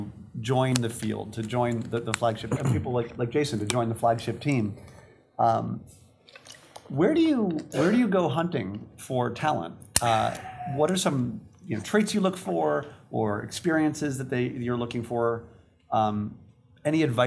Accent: New York, United States; as a New Yorker, working in New York

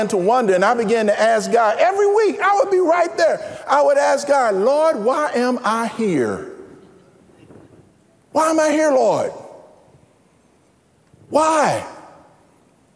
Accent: St. Louis, Missouri, United States; moved away; I was born and raised in St. Louis, Missouri, in North St. Louis, by the way, which is a predominantly black section

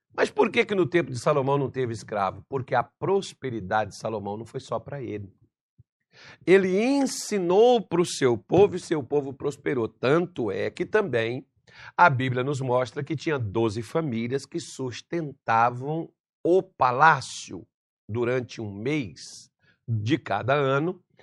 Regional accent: Brasília de Minas, Minas Gerais, Brazil; moved away; quando era criança, lá em Minas Gerais, na mercearia do seu Vital, na, onde eu vivia, Brasília de Minas

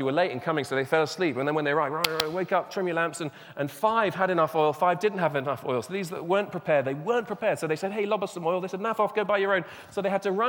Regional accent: England, United Kingdom; also born or lived in Burundi; I'm speaking as an Englishman

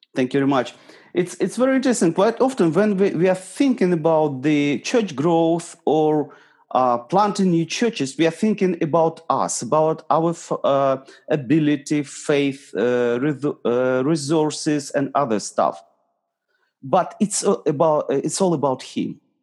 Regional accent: Eastern Ukraine, Ukraine; I'm from Ukraine. Originally, I'm from east of Ukraine.

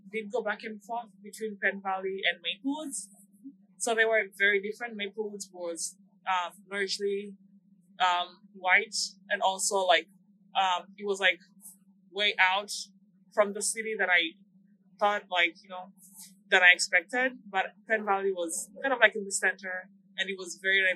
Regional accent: Tanzania; moved away as an adult; now in Kansas City, United States; I come from Tanzania, that's in Eastern Africa. I've been in the United States for 4 years.

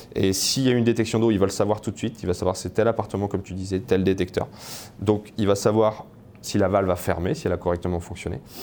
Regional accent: France; now in Canada; je suis français et pas canadien

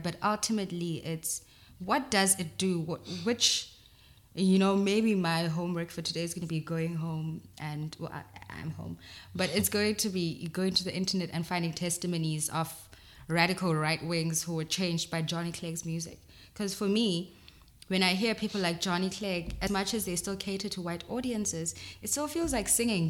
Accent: South Africa; And then 2010 comes and no one's black, no one's white, we're all South African

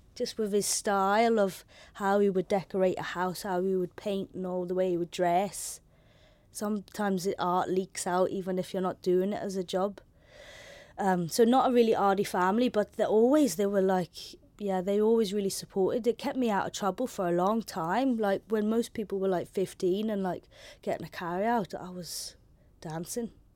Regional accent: Belfast, Northern Ireland, United Kingdom; accent: London; also born or lived in London / Holland; first I moved from London, and I had a London accent. in a school, all girls' school on the Falls Road

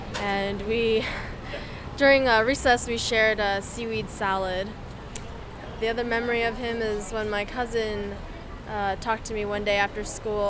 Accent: Toronto, Ontario, Canada; I grew up in Toronto, and in kindergarten, I had a crush on this one kid.

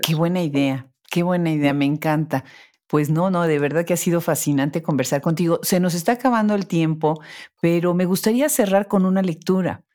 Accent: Mexico; las dos somos mexicanas

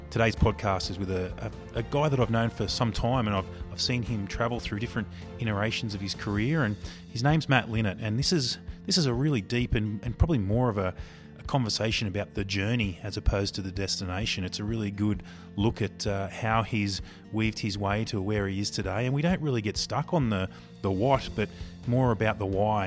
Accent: Newcastle, New South Wales, Australia; also born or lived in Central Coast, New South Wales; growing up in Newcastle

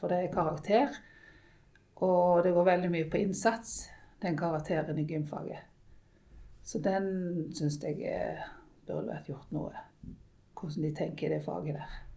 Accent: Western Norway, Norway; vi kommer fra Vestlandet, og der er det mye opp og ned.

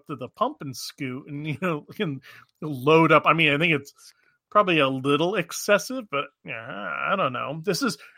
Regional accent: Maine, United States; also born or lived in Alaska; growing up in Maine in the mid to late 80s

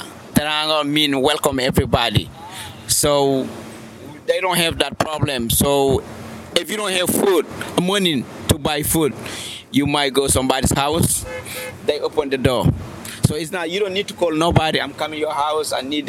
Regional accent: Saint-Louis, Senegal; now in Dakar, Senegal; Yeah, I mean, Saint Louis is a quiet.

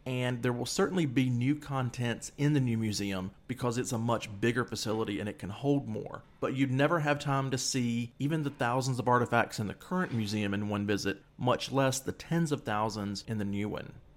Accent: United States; moved away as an adult; also born or lived in Egypt; being an American on the ground there

